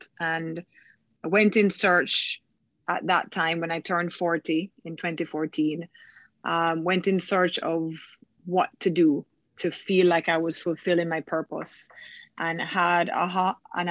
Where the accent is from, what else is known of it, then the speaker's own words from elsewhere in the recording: Kingston, Jamaica; I am from Kingston, Jamaica